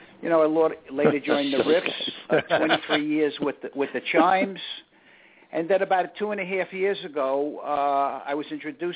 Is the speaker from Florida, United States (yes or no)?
no; New York City, New York, United States; I'm originally from Brooklyn, New York, in the same neighborhood as George and Phil, from down maybe a mile or two from them.